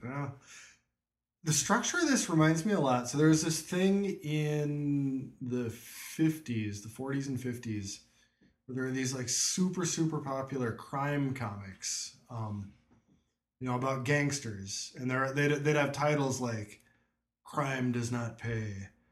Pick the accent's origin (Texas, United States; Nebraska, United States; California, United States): Nebraska, United States; near Offutt; growing up near Offutt